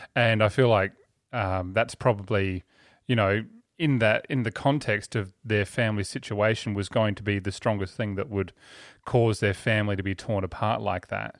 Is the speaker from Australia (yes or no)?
yes; Australia; we're Australians